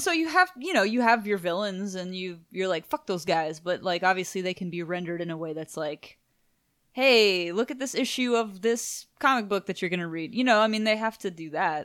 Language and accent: English; Houston, Texas, United States; we're from Houston, Texas